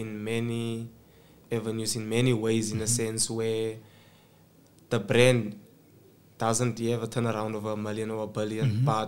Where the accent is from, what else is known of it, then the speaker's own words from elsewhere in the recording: Johannesburg, Gauteng, South Africa; also born or lived in Queenstown, Eastern Cape / Slovo Park; I am a 24-year-old male from Eldorado Park, originally from Queenstown, Eastern Cape. Moved to Johannesburg when I was two, from the age of two, growing up in Slovo Park, and then moved to a colored community called Eldos